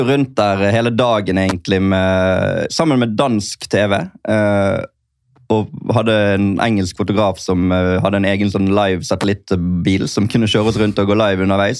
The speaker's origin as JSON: {"language": "Norwegian", "country": "Norway", "said": "som nordmann"}